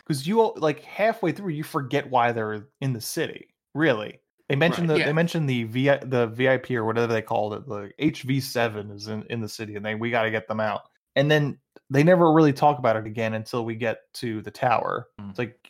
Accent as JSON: {"language": "English", "town": "Los Angeles", "region": "California", "country": "United States", "tie": "born or raised there", "said": "I grew up in East LA, so I'm allowed to say it."}